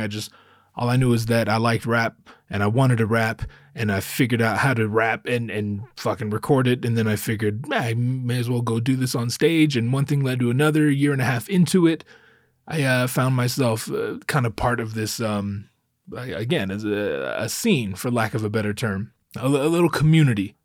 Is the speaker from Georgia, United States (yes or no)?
no; Northern California, United States; moved away; I grew up up north in Northern California